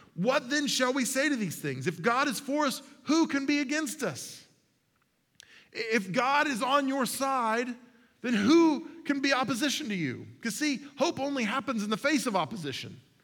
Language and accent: English; Mustang, Oklahoma, United States; I was 15 years old, growing up in Mustang, Oklahoma, the hard streets of suburban Oklahoma City